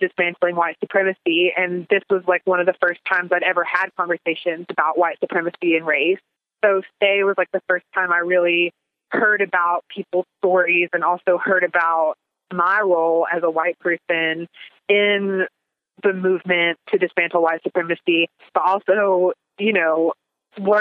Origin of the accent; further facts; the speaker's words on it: Big Stone Gap, Virginia, United States; also born or lived in Roanoke, Virginia; I was born and raised in Big Stone Gap, Virginia